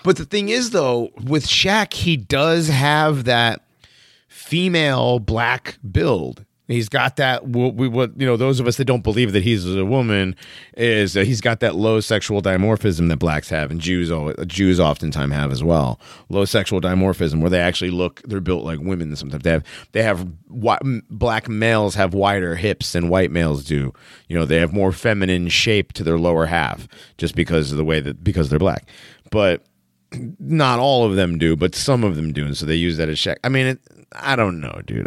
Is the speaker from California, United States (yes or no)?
no; East Hartford, Connecticut, United States; I grew up in Connecticut